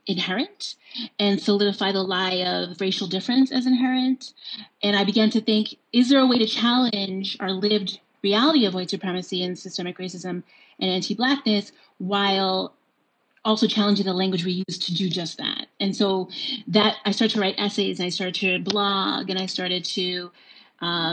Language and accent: English; New York, United States; I grew up in New York.